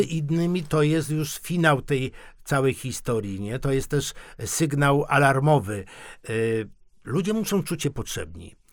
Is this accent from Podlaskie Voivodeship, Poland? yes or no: no; Silesian Voivodeship, Poland; A u nas na Śląsku